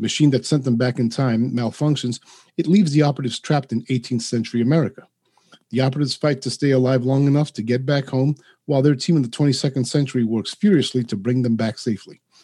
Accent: New York City, New York, United States; first language Spanish; English is a second language; now in Providence, United States; I grew up in New York City. I now reside in uh, Rhode Island, just outside of Providence

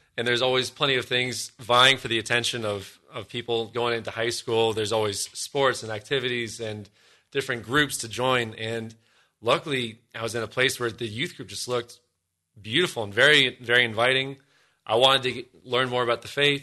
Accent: Columbus, Ohio, United States; also born or lived in Denver, Colorado; when we moved from Denver, where I was born, out here to Columbus, Ohio, God's promised land

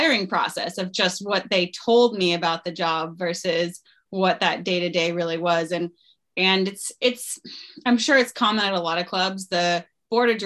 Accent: Stowe, Vermont, United States; moved away as an adult; I moved back to my hometown in 2019 to start a family.

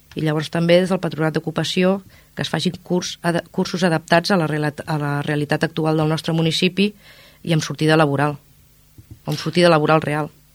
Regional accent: Ripollet, Catalonia, Spain; La Font de Can Mas, al meu barri, que em porta molt bons records perquè és on hi vaig passar la meva infantesa i la meva joventut

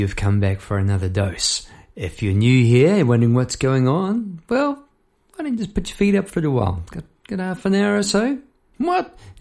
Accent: New Zealand; moved away as an adult; now in Melbourne, Australia; I'm in Melbourne. I was born in New Zealand

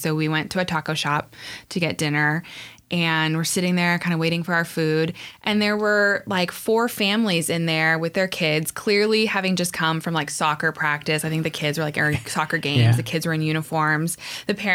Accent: Encinitas, California, United States; also born or lived in Mission Valley, San Diego; now in Poway, United States; I grew up in Encinitas and now I'm going to have my daughter grow up in Poway

